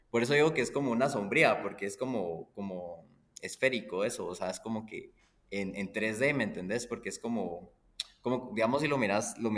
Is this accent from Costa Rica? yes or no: no; Guatemala; chapín, nací en Guatemala y... chapín y soy full chapín. Pues mis dos papás también nacieron en Guatemala. Eh, solo tengo abuelos extranjeros